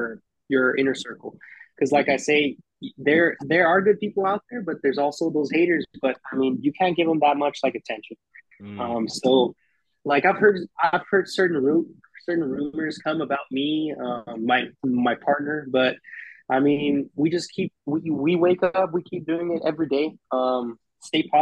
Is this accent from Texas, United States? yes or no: yes; Texas, United States; I grew up a certain way. I'm from Texas